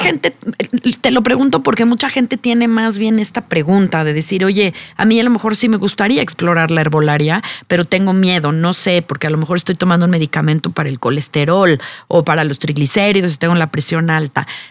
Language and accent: Spanish; Mexico; nuestra como mexicanos